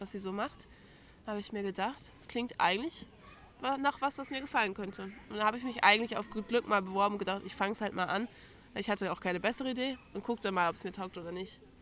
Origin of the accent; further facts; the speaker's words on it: Lower Saxony, Germany; moved away as an adult; now in Ansbach, Germany; Ich komme eigentlich aus Bremen, also aus Bundesland Niedersachsen, wichtiges Detail, aber aus der Nähe von Bremen